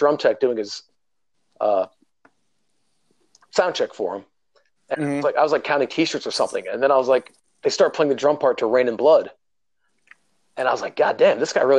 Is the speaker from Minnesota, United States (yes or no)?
no; Massachusetts, United States; I'm from Massachusetts.